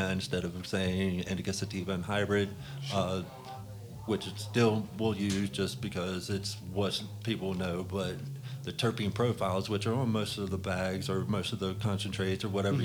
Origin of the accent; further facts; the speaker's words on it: West Virginia, United States; I'm from West Virginia